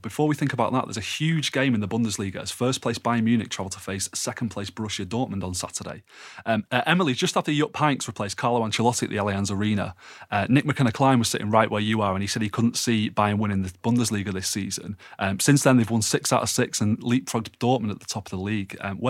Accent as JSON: {"language": "English", "region": "Scotland", "country": "United Kingdom", "said": "I know as a Scottish football fan, this is clutching at straws in terms of trying to claim some sort of moral pride in our game."}